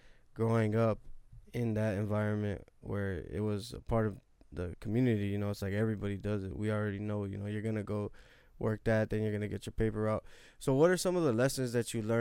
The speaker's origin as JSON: {"language": "English", "town": "Los Angeles", "region": "California", "country": "United States", "said": "we come from South Central"}